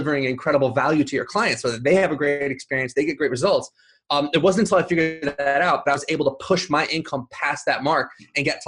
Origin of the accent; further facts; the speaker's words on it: Huntington Beach, California, United States; also born or lived in Los Angeles; I'm from Huntington Beach